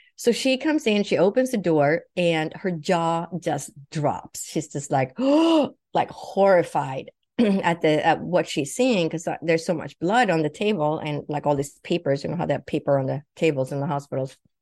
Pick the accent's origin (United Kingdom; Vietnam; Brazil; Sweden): Sweden; English is a second language; also born or lived in Huntington Beach, California / Boston; now in United States; I was born and raised in Europe, in Sweden